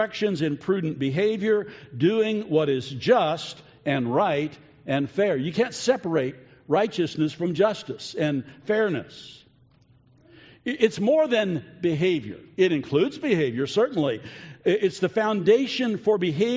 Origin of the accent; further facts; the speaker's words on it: United States; us as American citizens